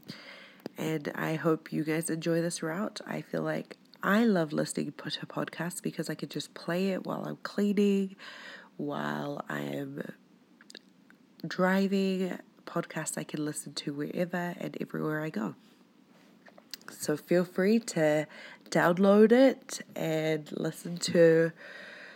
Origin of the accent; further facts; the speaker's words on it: New Zealand; moved away as an adult; also born or lived in Tonga (ancestry); now in Utah, United States; I was born in New Zealand. I'm of Tongan Polynesian descent, and for the past 3 years I've been living here in Utah